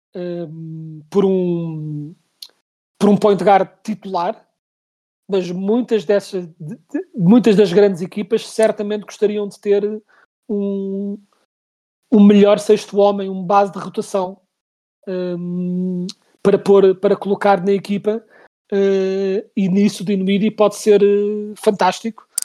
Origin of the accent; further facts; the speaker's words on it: Portugal; nós como portugueses